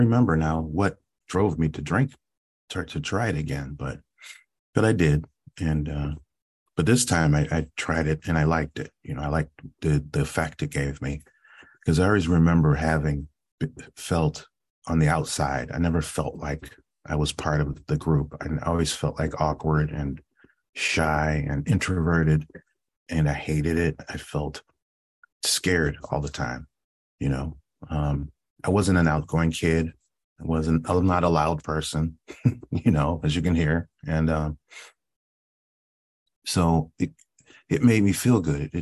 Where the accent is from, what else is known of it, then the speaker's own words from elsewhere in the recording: Cleveland, Ohio, United States; I grew up in Cleveland, Ohio, and youngest of three.